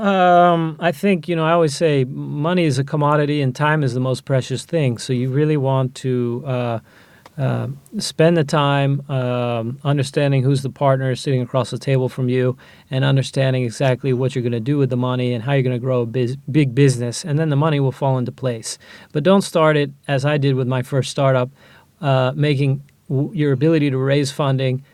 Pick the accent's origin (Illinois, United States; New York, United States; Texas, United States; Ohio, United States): Ohio, United States; moved away as an adult; now in Israel; I grew up in Ohio in a small town